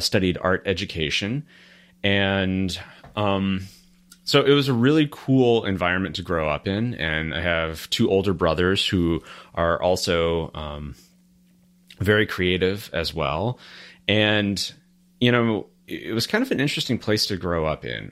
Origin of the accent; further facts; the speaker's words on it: Murray, Kentucky, United States; moved away; also born or lived in Louisville, Kentucky; I was born in Murray, Kentucky